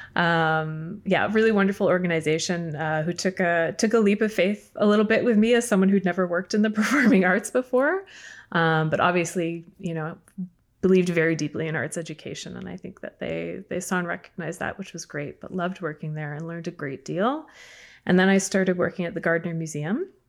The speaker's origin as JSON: {"language": "English", "town": "Markham", "region": "Ontario", "country": "Canada", "tie": "born or raised there", "said": "I grew up in Markham"}